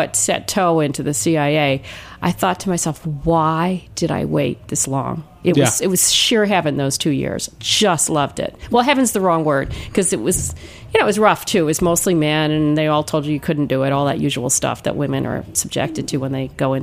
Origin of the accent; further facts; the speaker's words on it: New York City, New York, United States; And my mom, it's so astonishing growing up in New York City. We're talking about the 60s, you know, she would be cooking with fennel, fresh fennel, and shad roe